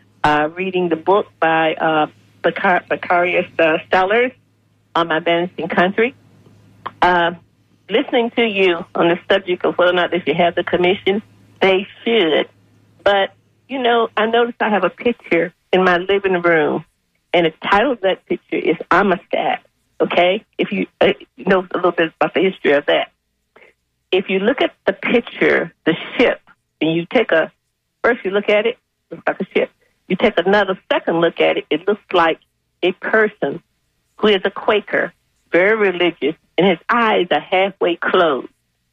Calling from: Plant City, Florida, United States; calling from Plant City.

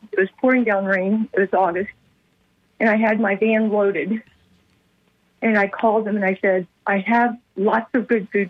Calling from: Brandon, Florida, United States; I'm calling from Brandon.

